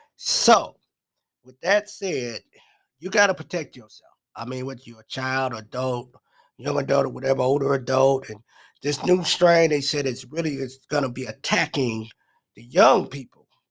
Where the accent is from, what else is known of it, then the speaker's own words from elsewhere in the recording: Milwaukee, Wisconsin, United States; I'm from Milwaukee